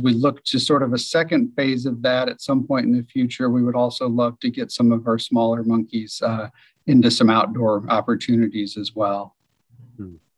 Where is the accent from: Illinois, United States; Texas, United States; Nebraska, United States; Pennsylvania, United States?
Illinois, United States; Decatur; I'm from Decatur, Illinois, Central Illinois, um, and there's a small zoo in my hometown, Scoville Zoo